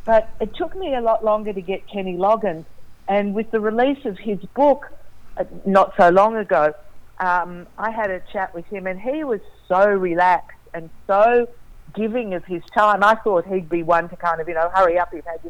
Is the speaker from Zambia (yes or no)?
no; Australia